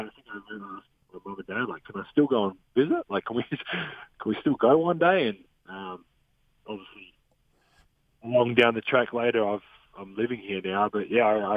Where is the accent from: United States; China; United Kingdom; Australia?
Australia; moved away; I'm Australian